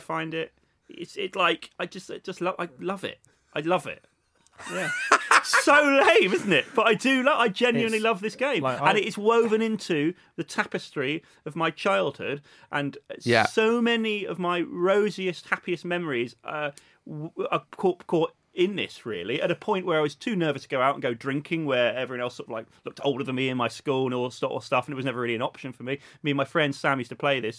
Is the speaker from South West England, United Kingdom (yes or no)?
yes; Bath, South West England, United Kingdom; Bath City, that's my hometown